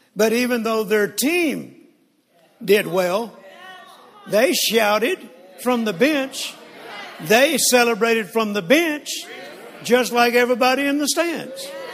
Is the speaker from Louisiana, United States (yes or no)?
no; Texas, United States; We're from Texas.